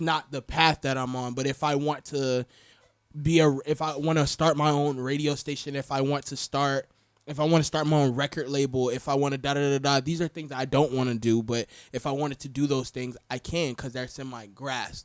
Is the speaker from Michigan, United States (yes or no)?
no; Florida, United States; also born or lived in Atlanta, Georgia / Marietta, Georgia; I'm really from Florida.